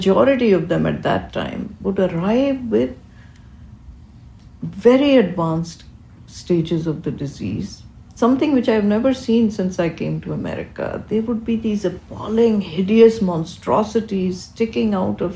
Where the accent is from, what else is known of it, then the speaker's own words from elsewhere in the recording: Karachi, Sindh, Pakistan; moved away as an adult; now in United States; I grew up in Karachi, Pakistan